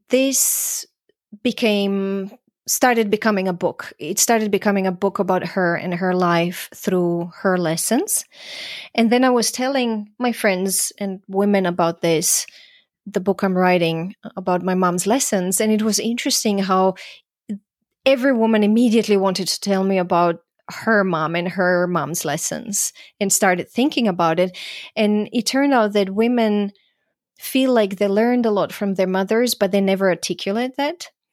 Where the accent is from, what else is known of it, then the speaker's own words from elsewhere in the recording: Croatia; also born or lived in Vienna, Austria; now in United States; I'm from Croatia